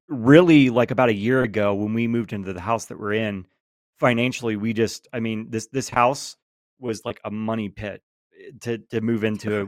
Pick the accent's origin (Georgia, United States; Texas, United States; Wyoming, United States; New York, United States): Georgia, United States; born and raised in Georgia